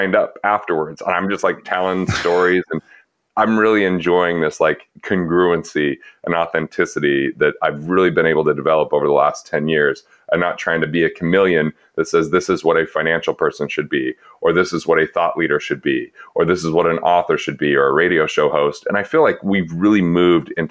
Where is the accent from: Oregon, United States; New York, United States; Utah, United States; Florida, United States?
Utah, United States; I was growing up in Utah, not Mormon